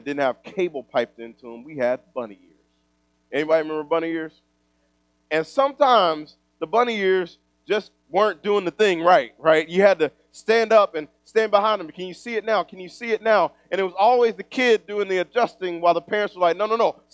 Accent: East Texas, United States; moved away; also born or lived in Kansas City; I grew up in East Texas.

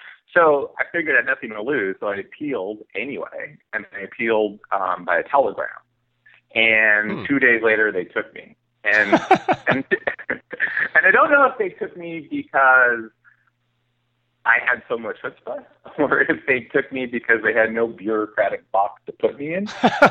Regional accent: California, United States; I didn't know any writers growing up in the Bay Area.

